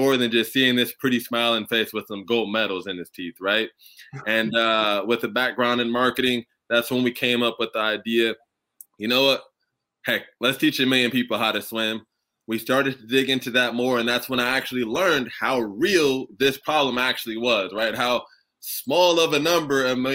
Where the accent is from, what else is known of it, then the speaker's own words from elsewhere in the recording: Southern California, United States; I was born and raised in Southern California